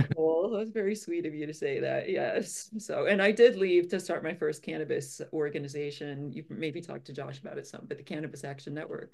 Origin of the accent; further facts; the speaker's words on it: Illinois, United States; I grew up in Illinois and I always wanted to go to University of Illinois, so that's what I did.